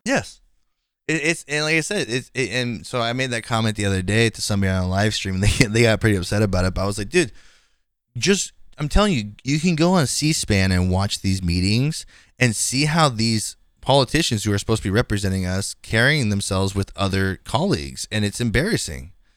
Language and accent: English; Bay Area, California, United States; I'm from the Bay Area